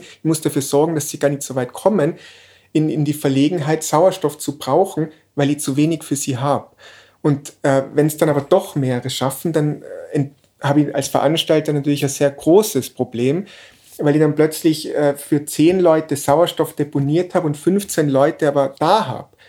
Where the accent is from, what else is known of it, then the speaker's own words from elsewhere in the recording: Innsbruck, Tyrol, Austria; in Innsbruck aufgewachsen